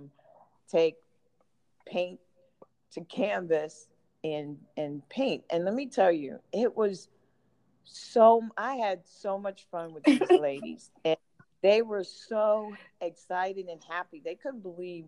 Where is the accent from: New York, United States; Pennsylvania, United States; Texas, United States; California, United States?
New York, United States; New York City; moved away; I grew up in Brooklyn